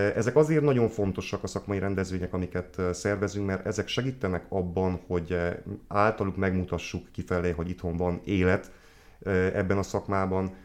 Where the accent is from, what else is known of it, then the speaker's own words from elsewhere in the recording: Odorheiu Secuiesc, Harghita County, Romania; moved away as an adult; also born or lived in Cluj-Napoca; now in Odorheiu Secuiesc, Romania; székelyudvarhelyi származású vagyok, tehát innen mentem